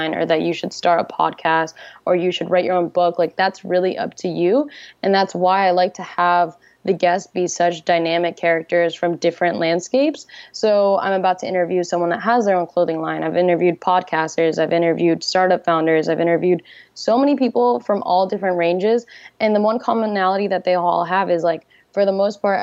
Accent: New Jersey, United States; moved away as an adult; also born or lived in California; I'm from New Jersey

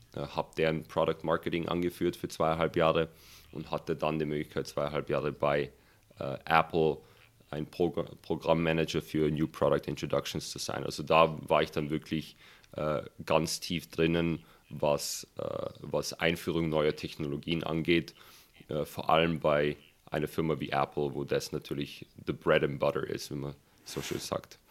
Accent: Germany; moved away as an adult; now in Silicon Valley, United States; bei uns in Deutschland

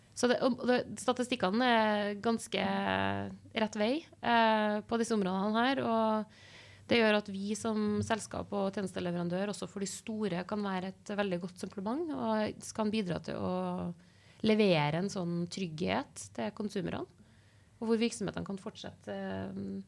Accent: Trondheim, Trøndelag, Norway; jeg er født og oppvokst her i Trondheim

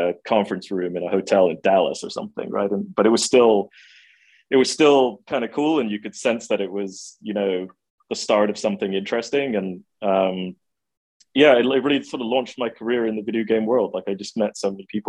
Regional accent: England, United Kingdom; I grew up in England. I went to college at the University of Manchester

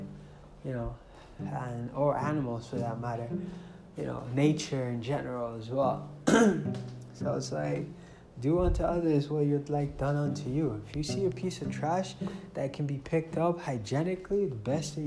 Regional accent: Nigeria; moved away; I came from Nigeria

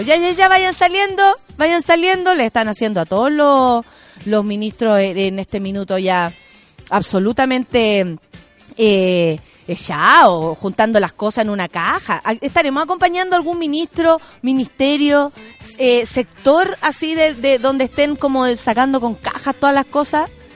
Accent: Chile; muchos chilenos y chilenas

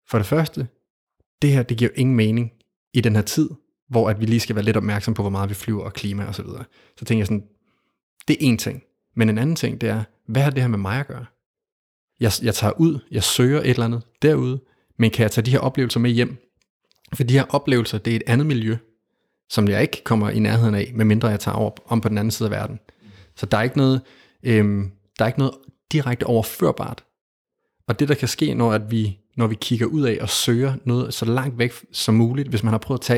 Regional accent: Denmark; jeg startede i Danmark i ikke så langt herfra, i en skov, meget tæt på, hvor jeg voksede op.

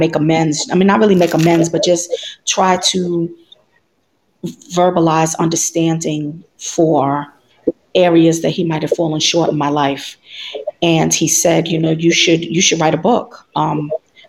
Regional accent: New York City, New York, United States; moved away as an adult; now in Maryland, United States; I'm originally from New York City, born and raised

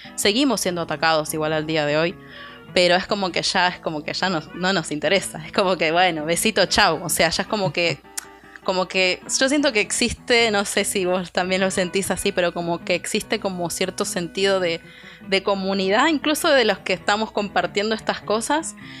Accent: Argentina; moved away as an adult; now in Houston, United States; soy argentina, vivo en Houston hace un año y medio

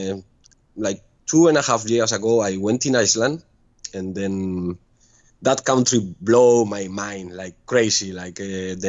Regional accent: Pamplona, Navarre, Spain; English is a second language; moved away as an adult; also born or lived in Ibiza; now in Ko Lipe, Thailand; I'm from Pamplona, but my last four years was in Spain, was in Ibiza, working in a club.

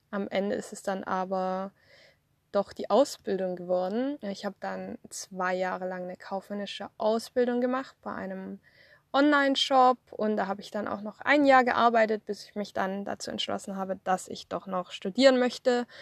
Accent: Swabia, Germany; moved away as an adult; also born or lived in Thuringia / Outback, Queensland, Australia; now in Australia; ich komme aus dem Schwabenland, also ich bin im Schwabenland aufgewachsen

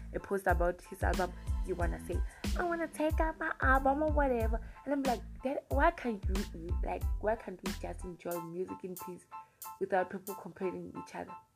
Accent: South Africa; I was born in South Africa and I still stay in South Africa and I haven't traveled out of South Africa.

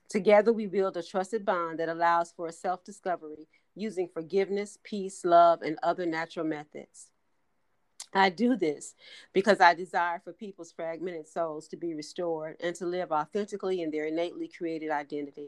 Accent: Gary, Indiana, United States; my hometown as well, Gary, Indiana

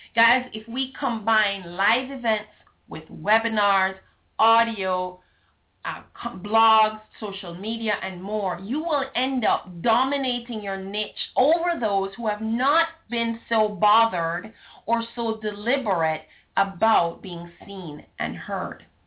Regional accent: Jamaica; being Jamaican, not Southern American

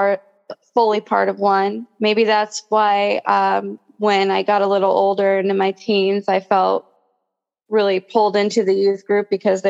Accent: Orange County, California, United States; also born or lived in Central New Jersey; now in Phoenix, United States; I spent half my childhood back and forth between Orange County, California, and New Jersey, Central New Jersey.

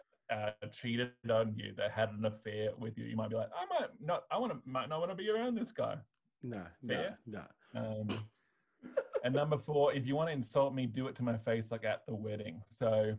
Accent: Australia; I'm white Australian

